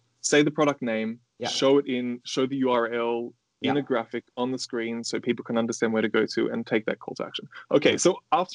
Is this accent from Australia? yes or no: yes; Australia; moved away; I live overseas. I'm from Australia and my family lives in Australia